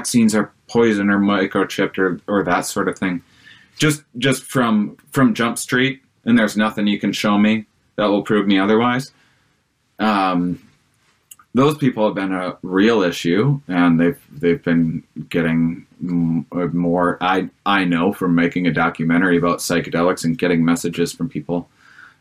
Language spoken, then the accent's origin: English; Wisconsin, United States; I'm from Wisconsin